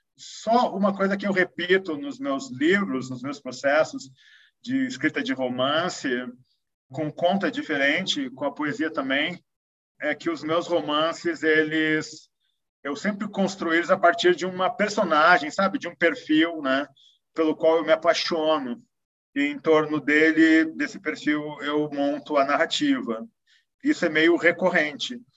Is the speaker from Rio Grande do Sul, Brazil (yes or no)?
yes; Porto Alegre, Rio Grande do Sul, Brazil; also born or lived in Europe; now in São Paulo, Brazil; sendo porto-alegrense